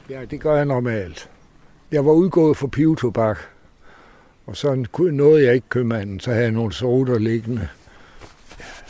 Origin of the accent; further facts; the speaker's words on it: Aarhus, Central Denmark Region, Denmark; also born or lived in Samsø; jeg er gammel Aarhus-dreng